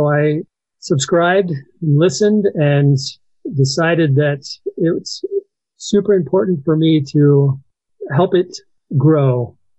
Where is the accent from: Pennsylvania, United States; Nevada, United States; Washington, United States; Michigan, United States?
Washington, United States; Monroe; I'm from Monroe, Washington.